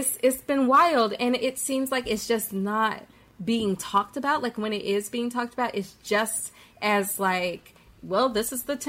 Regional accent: the South, Southern United States, United States; now in New York City, United States; I'm a Southerner.

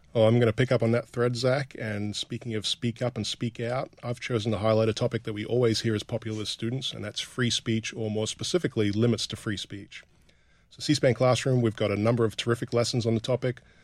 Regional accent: rural northern Australia, Australia; growing up in rural northern Australia

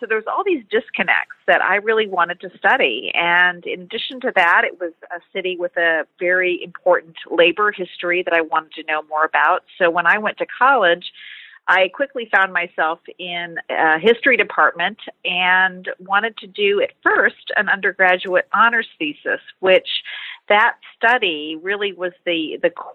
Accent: Detroit, Michigan, United States; I was a kid growing up in Detroit, Michigan in the 80s

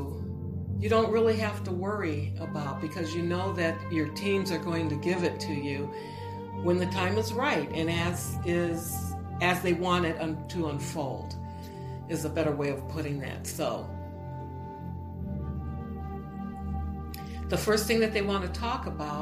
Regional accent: on Lake Erie, Midwest, United States; moved away; I'm originally from the Midwest, and we had some really wicked cold winters. We were right on one of the Great Lakes, Lake Erie.

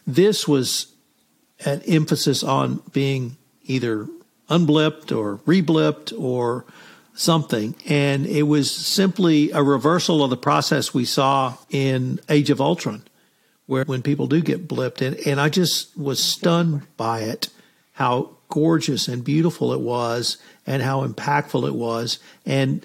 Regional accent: United States; being an American

